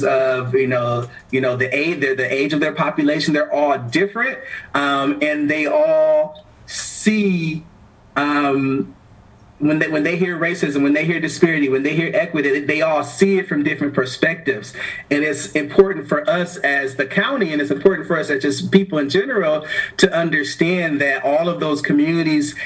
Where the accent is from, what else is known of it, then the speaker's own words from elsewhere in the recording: Milwaukee, Wisconsin, United States; I happen to be a young Black man that was born and raised in the heart of the city, you know, in the hood, and then, you know, in a predominantly, Black neighborhood in Milwaukee